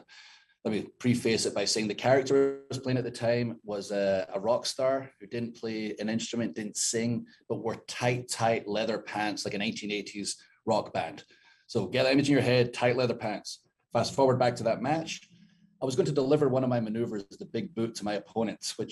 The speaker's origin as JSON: {"language": "English", "region": "Scotland", "country": "United Kingdom", "moved": "yes", "said": "I'm 6'5\", 270, I'm hairy, I'm from Scotland"}